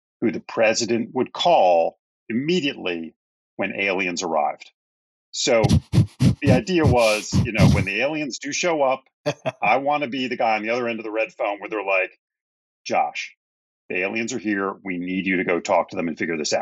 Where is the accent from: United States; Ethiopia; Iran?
United States; Bethesda, Maryland; moved away; I grew up in the suburbs of Washington, D.C.